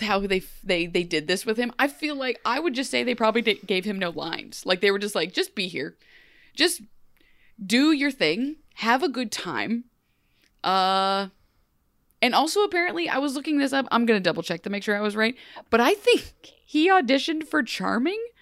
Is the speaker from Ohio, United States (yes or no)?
yes; Ohio, United States; I'm from Ohio